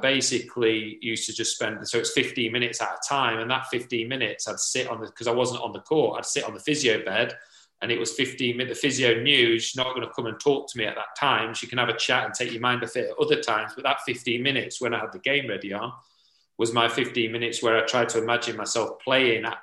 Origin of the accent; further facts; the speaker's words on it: Sheffield, Yorkshire and the Humber, United Kingdom; in Sheffield, in my hometown